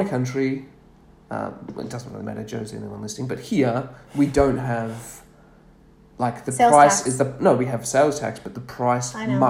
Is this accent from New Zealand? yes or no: no; Australia; as an Aussie.